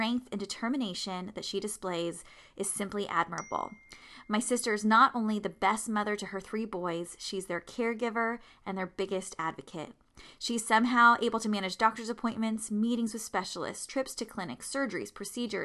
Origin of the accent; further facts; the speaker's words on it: San Diego, California, United States; moved away; my hometown in San Diego